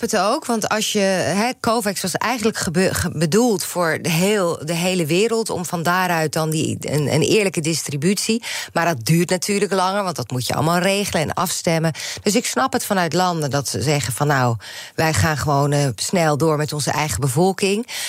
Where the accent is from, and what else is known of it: Netherlands